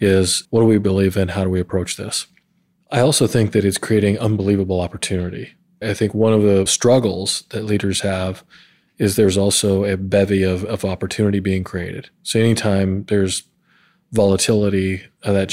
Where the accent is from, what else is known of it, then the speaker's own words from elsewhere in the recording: Montana, United States; also born or lived in Georgia / South Carolina / New Mexico / North Carolina; now in Columbus, United States; I'm originally from Montana, so I'm a proud, rare Montana native, and I always call that home. But I've lived in Georgia and South Carolina, New Mexico, North Carolina, and now here in Ohio.